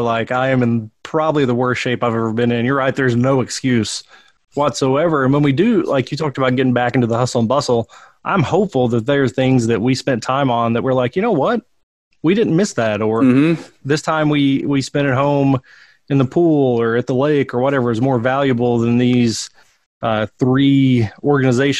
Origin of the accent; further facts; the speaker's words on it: Harlan County, Kentucky, United States; moved away as an adult; now in Berea, United States; I grew up in Harlan County